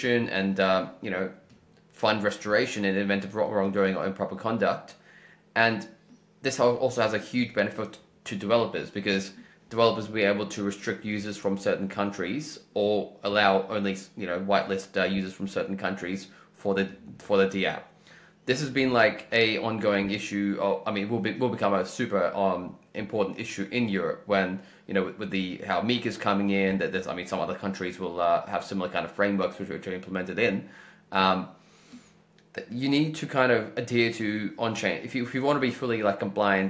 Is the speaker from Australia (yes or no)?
yes; Australia; I'm from Australia